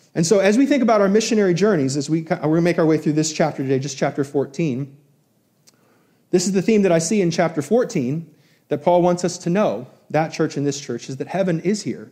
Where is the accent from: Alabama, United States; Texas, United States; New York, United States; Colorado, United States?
New York, United States; Albany; growing up in New York, going to SUNY Albany